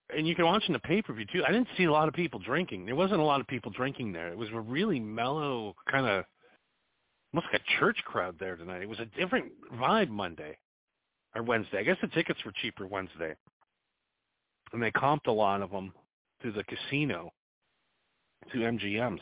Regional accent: United States; I'm an American

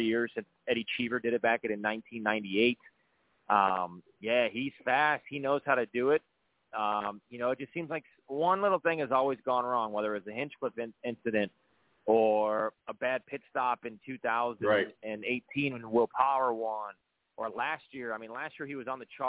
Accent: Northwest Indiana, United States; growing up in Northwest Indiana

